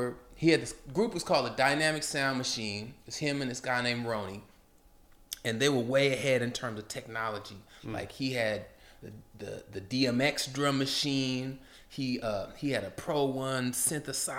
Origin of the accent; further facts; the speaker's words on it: Portland, Oregon, United States; there was a lot of gang violence, growing up in Portland